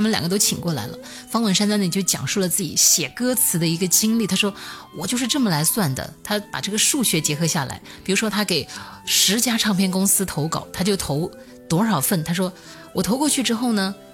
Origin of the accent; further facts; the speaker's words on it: hometown next to Shuangfeng County, Hunan, China; 家有一个旁边县叫双峰县